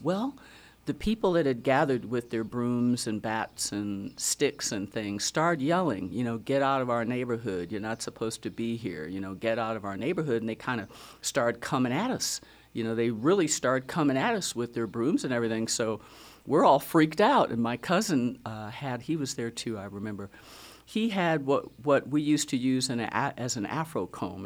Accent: Racine, Wisconsin, United States; now in Fredericksburg, United States; Born and raised in Wisconsin, Racine, Wisconsin

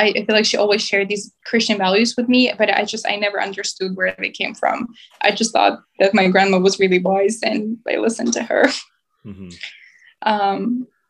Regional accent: Mykolaiv, Mykolaiv Oblast, Ukraine; moved away as an adult; also born or lived in Europe; now in United States; I'm originally from Ukraine. I was born and raised in the city of Mykolaiv, which is in the southern part of Ukraine.

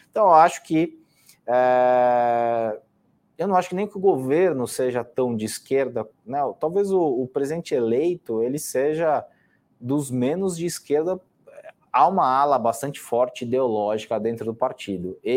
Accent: São Paulo, Brazil; De novo, eu tive, eu sou de São Paulo e, e convivi, infelizmente, com, com, esse, com esse sujeito a, a pre, prefeito há quatro anos.

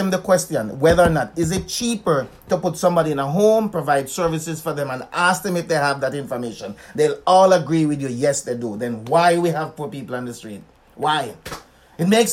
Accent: Winnipeg, Manitoba, Canada; I'm from Winnipeg

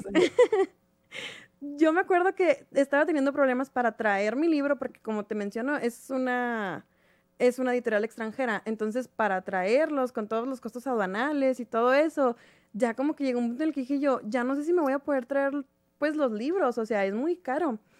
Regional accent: Mexico; somos varias de México

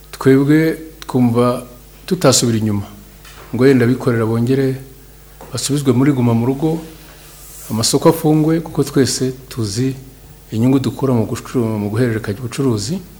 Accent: Rwanda; natwe kandi abanyarwanda

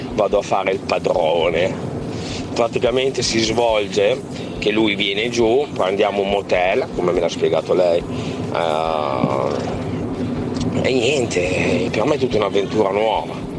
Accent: Piacenza, Emilia-Romagna, Italy; sono di Piacenza

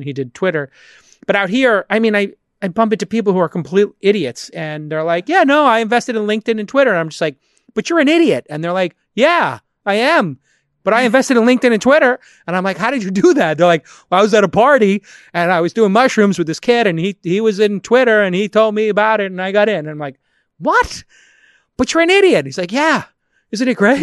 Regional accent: East Coast, United States; now in West Coast, United States; I'm an East Coast boy growing up on the East Coast

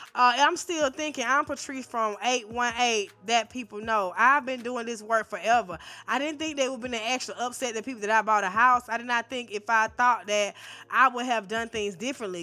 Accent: the South, United States; I'm from the South. They say we slow.

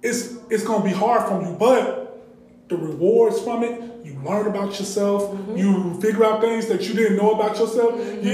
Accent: Chicago, Illinois, United States; now in Atlanta, United States; I'm originally from Chicago.

